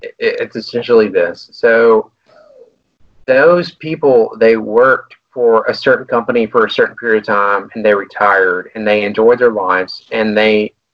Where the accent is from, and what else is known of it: United States